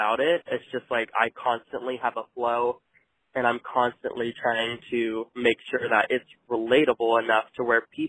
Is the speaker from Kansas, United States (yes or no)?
yes; El Dorado, Kansas, United States; moved away as an adult; also born or lived in Wichita, Kansas; now in Bentonville, United States; I'm from El Dorado, Kansas, but was in those areas before I moved back to Bentonville